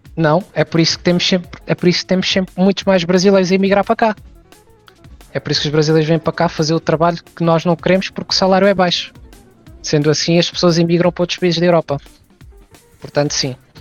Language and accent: Portuguese; Portugal; sou português